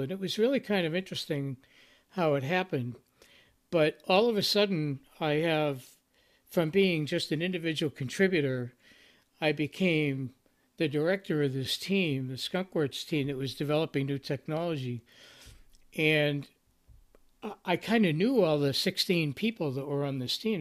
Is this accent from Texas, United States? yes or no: no; Boston, Massachusetts, United States; I come from the Boston area